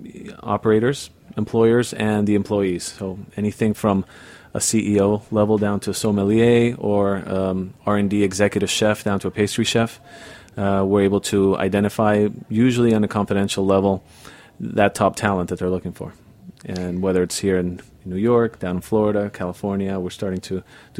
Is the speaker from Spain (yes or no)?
yes; Madrid, Spain; also born or lived in Barcelona; In Spain. Born and raised in Spain.